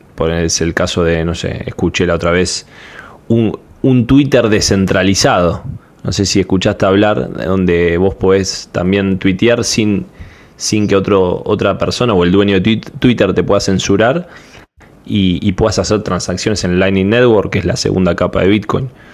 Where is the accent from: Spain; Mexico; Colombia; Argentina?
Argentina; soy de Argentina